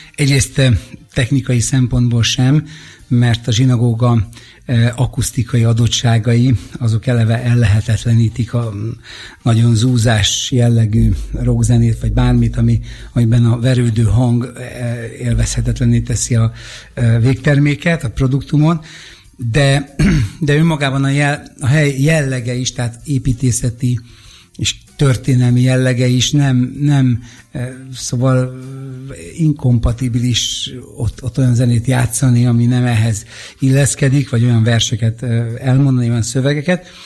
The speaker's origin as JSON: {"language": "Hungarian", "region": "Budapest", "country": "Hungary", "tie": "born or raised there", "said": "én itt ebben a közegben növekedtem fel"}